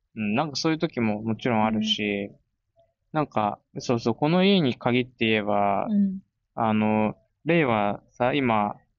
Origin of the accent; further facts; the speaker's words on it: Komae, Tokyo, Japan; moved away as an adult; now in Spain; 生まれも育ちもずっと東京の狛江で、そこを離れたのが初めてだった